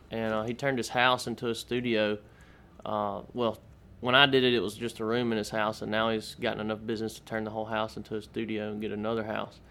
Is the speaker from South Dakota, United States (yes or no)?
no; Mississippi Delta, United States; moved away as an adult; now in Austin, United States; I was born and raised in Mississippi and okay. um, moved to Austin uh, March of last year